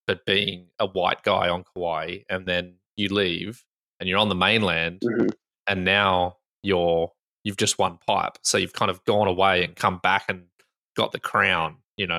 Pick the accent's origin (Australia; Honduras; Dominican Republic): Australia; I'm Australian